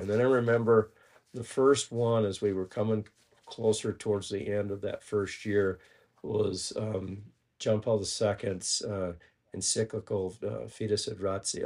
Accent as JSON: {"language": "English", "town": "Ponca City", "region": "Oklahoma", "country": "United States", "tie": "born or raised there", "said": "we're from Ponca City, Oklahoma, and, uh, we went to high school, together"}